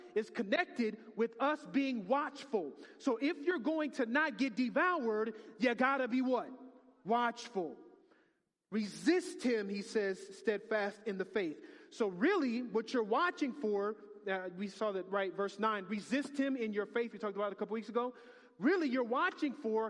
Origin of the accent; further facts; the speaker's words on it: United States; I'm too American.